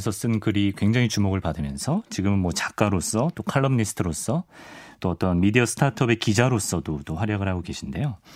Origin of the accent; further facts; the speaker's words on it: Changwon, South Gyeongsang, South Korea; 고향은 마산입니다. 마산.